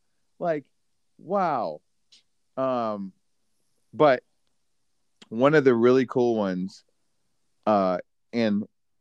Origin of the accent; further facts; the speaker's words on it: Dallas, Texas, United States; I'm from Dallas.